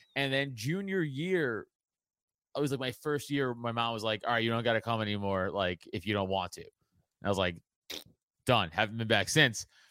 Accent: New York City, New York, United States; I come from Italian trash from Staten Island

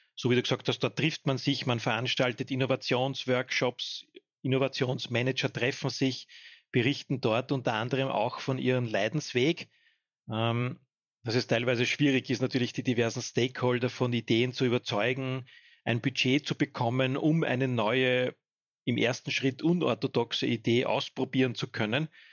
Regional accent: home municipality in Lower Austria, Austria; in meiner Heimatgemeinde

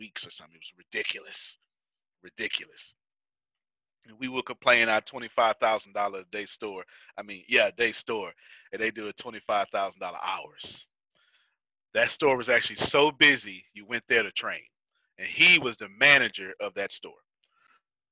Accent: United States; I'm American

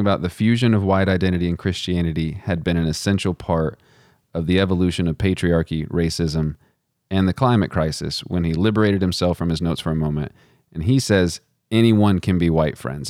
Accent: Texas, United States; moved away; also born or lived in Virginia; I did not learn about Stone Mountain growing up in Texas

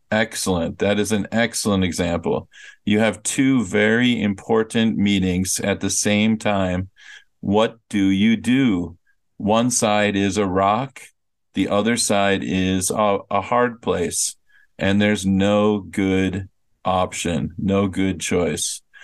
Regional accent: United States; moved away; I really don't even think of myself as American anymore

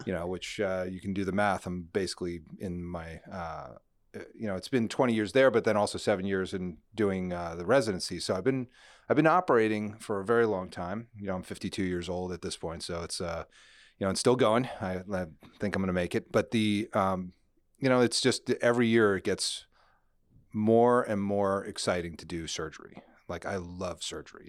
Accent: New Jersey, United States; moved away as an adult; also born or lived in Nashville / New York; grew up in New Jersey

